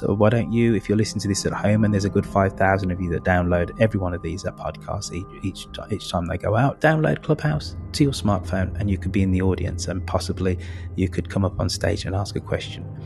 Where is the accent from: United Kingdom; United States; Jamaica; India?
United Kingdom; England; I am English